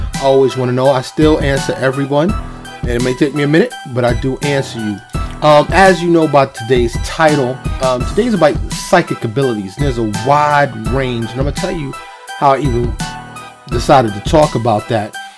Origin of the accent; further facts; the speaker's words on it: New York City, New York, United States; I was born and raised in New York, and, and I, I lived in Harlem and the South Bronx, the Bronx